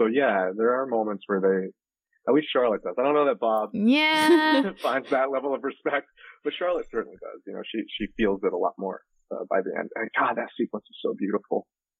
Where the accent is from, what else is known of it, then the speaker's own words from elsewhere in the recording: Philippines; and I am Filipino, but so it was very strange for me